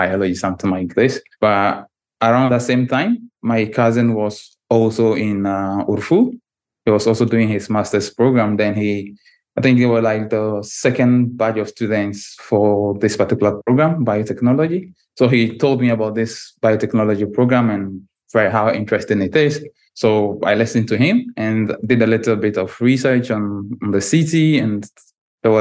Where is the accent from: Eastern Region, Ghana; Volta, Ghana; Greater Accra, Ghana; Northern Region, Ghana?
Northern Region, Ghana; Tamale; moved away as an adult; also born or lived in North East Region, Ghana; now in Russia; But I grew up entirely in a different city. Maybe it's like a big town, also in the northern part of Ghana, but in a different administrative region. It's called Tamale.